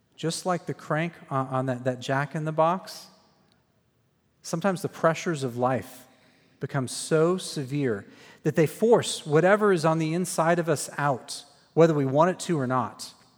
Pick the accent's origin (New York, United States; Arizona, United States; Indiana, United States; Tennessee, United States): Arizona, United States; Phoenix; moved away as an adult; also born or lived in Waco, Texas; I grew up in Phoenix, Arizona.